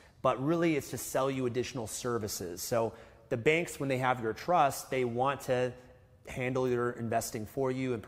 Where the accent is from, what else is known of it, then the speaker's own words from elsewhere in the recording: Canada; we're from Canada, that's where we started investing